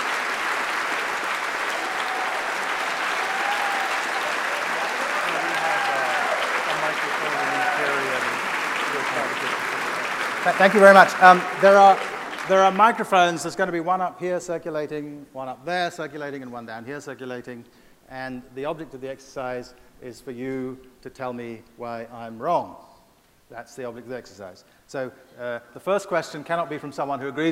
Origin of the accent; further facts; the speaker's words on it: United States; as an American myself